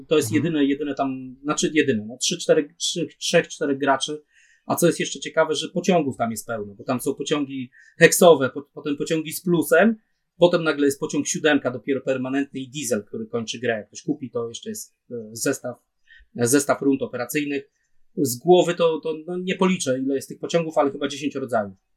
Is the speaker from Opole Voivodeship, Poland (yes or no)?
yes; Opole Voivodeship, Poland; U nas, u nas w Opol, na Opolszczyźnie